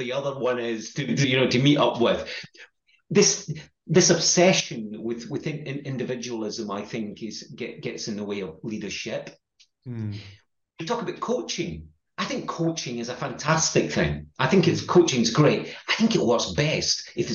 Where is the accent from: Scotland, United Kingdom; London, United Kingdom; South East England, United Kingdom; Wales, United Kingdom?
Scotland, United Kingdom; accent: Scottish; my Scottish accent